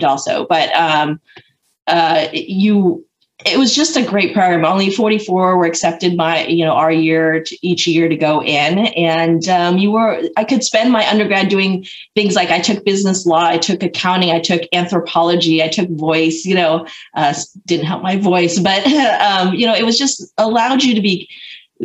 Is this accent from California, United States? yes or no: yes; California, United States; moved away as an adult; also born or lived in Michigan; I grew up in California